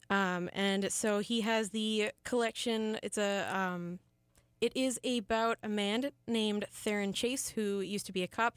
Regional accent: Wisconsin, United States; someone who grew up in Wisconsin

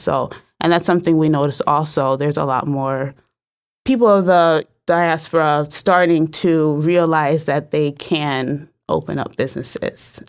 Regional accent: New Haven, Connecticut, United States; I'm from New Haven

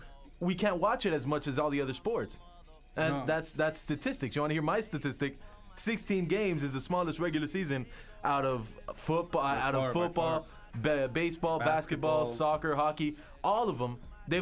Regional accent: South Florida, United States; we're from South Florida

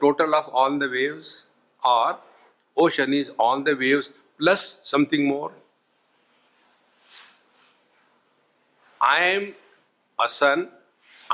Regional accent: India; I am a man, I am old, I am Indian

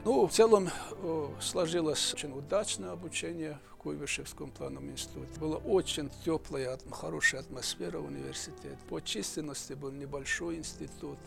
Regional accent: Dagestan, Russia; Russian is a second language; Родился я уже давно, в Дагестане, в горном ауле. До пятого класса учился в этом ауле.

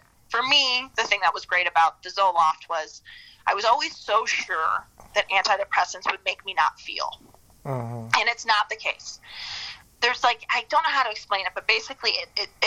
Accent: Midwest, United States; now in Chicago, United States; growing up in the Midwest

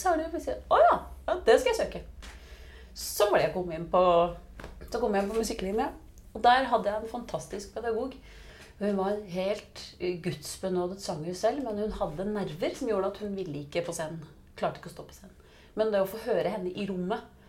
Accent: Biri, Innlandet, Norway; moved away; jeg vokste jo opp på Biri.

